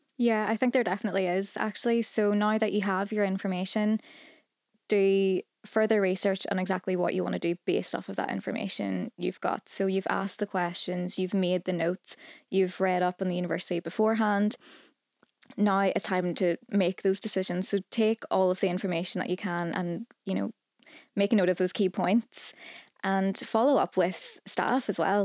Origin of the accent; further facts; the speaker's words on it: Northern Ireland, United Kingdom; I'm from Northern Ireland